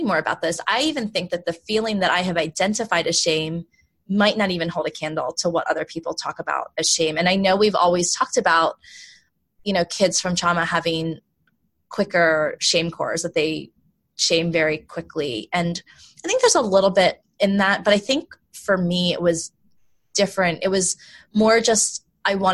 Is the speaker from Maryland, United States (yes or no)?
yes; Baltimore, Maryland, United States; also born or lived in South Korea; I grew up in Baltimore, which is a pretty diverse place.